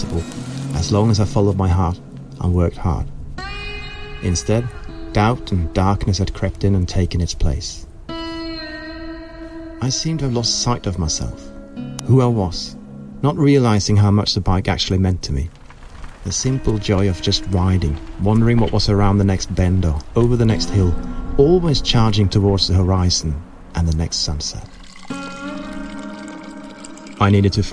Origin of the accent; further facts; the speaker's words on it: Kongsberg, Buskerud, Norway; also born or lived in Oslo; my hometown Kongsberg